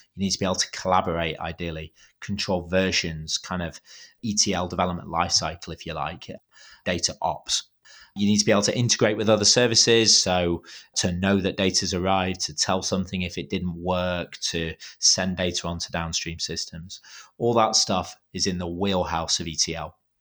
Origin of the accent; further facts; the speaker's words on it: United Kingdom; I'm being too British